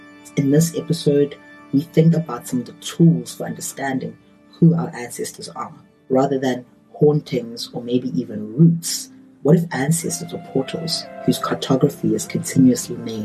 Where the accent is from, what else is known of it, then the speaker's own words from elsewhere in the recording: South Africa; as a South African